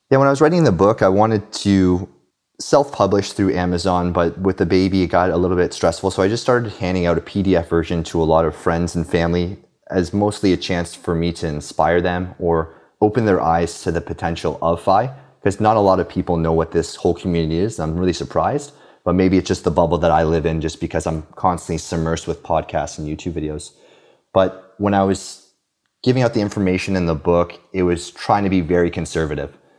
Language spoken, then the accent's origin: English; Canada; also born or lived in Romania / Halifax, Nova Scotia / Victoria, British Columbia; now in Quebec City, Canada; I was born in Romania, but actually immigrated to Canada when I was two